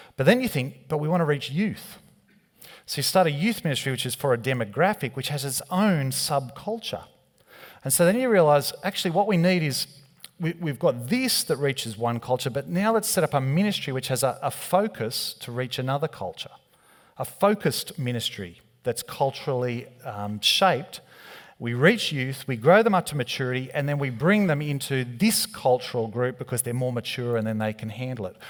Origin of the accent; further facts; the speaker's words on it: Australia; being Australian. We don't have an accent